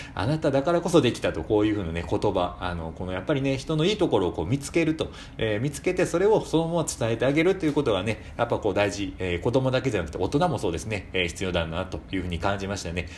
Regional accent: Shiga, Japan; 私も滋賀県なんです

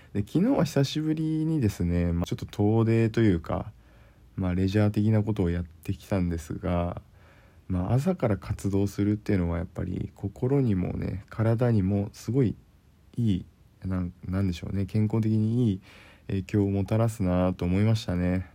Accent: Kyushu, Japan; moved away as an adult; also born or lived in Tokyo, Japan; now in Tohoku, Japan; 僕のね故郷である生まれ育った九州なんですけども

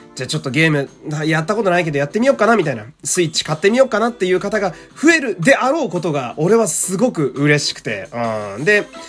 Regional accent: Fukui, Japan; moved away; 福井に帰りたすぎて、あの、地元に帰りたすぎて

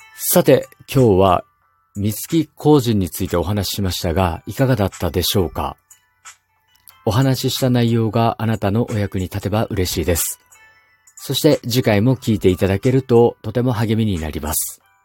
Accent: Kumamoto, Japan; 私の地元熊本の、特に北の地域にある方角に関する神様の信仰

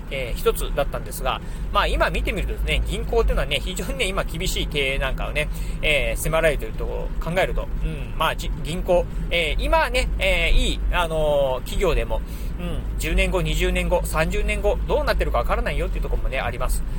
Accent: Kochi, Japan; 出身の高知

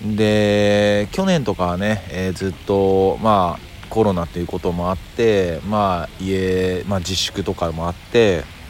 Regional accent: Kyoto, Japan; 僕はやっぱ京都出身なんで

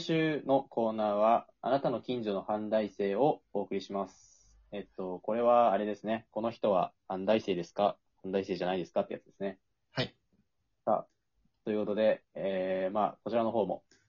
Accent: Mie, Japan; 三重県出身

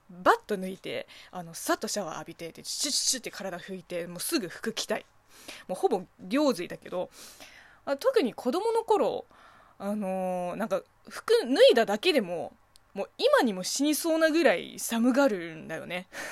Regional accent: Zhejiang, China; Japanese is a second language; now in Japan; 私の地元あの浙江省は南の方なんで

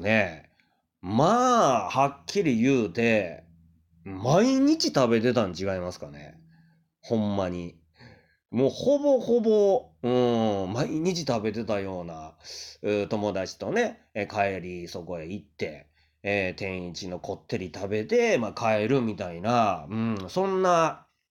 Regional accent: Kyoto, Japan; moved away; 僕は京都のね、生まれなんですけれども、うまあ、出町のね、あたりで、まあ、生まれ育ったんで

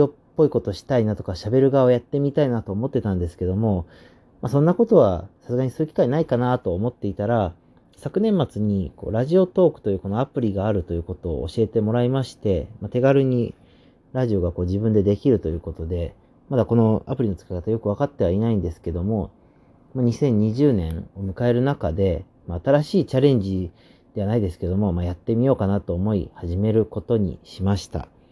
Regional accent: Osaka, Japan; now in Tokyo, Japan; 大阪府出身でして、現在27歳の東京で会社員をしております

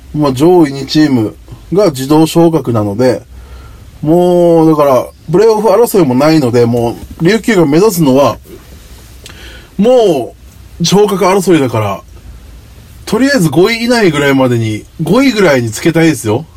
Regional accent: Okinawa, Japan; 僕の地元沖縄

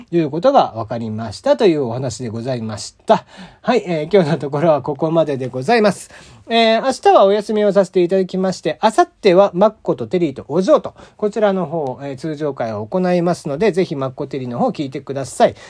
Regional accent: Kyushu, Japan; now in Tokyo, Japan; 僕は出身が西日本というか九州

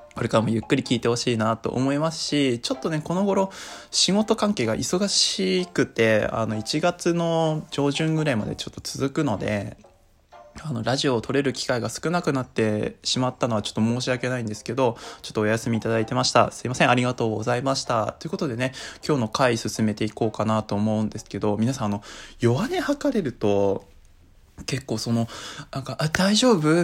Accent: Tohoku, Japan; born or raised there

